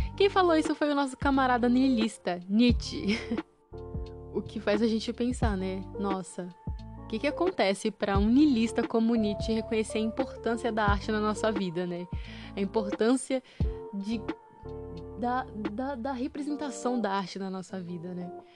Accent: Brazil; nós brasileiros

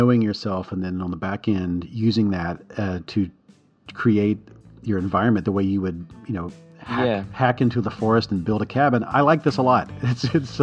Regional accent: the South, United States; I'm from the South

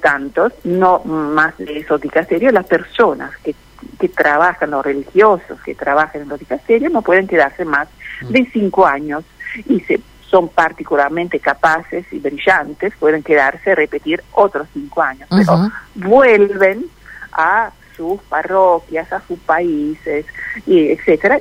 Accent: Milan, Lombardy, Italy; Spanish is a second language; moved away as an adult; also born or lived in Bergamo; now in Argentina; Soy italiana, soy de Milán, Bérgamo, Milán

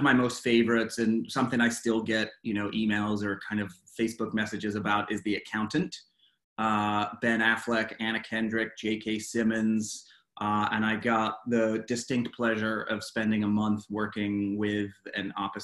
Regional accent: England, United Kingdom; also born or lived in Los Angeles, United States; now in Atlanta, United States; I was born and raised in England, and I've lived the majority of my life in the United States.

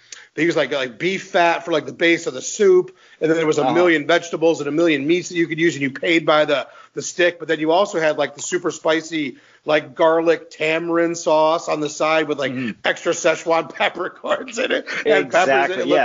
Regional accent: Detroit, Michigan, United States; I'm from Detroit.

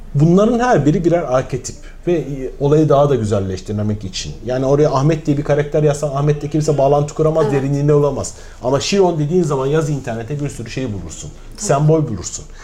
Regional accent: Mersin, Turkey; Mersinliyim ben

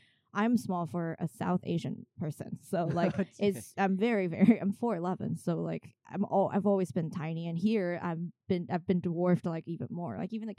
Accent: China; English is a second language; moved away as an adult; now in New York, United States; I grew up in China and finished high school there. And I did 1 year of art school in China, in China Academy of Art

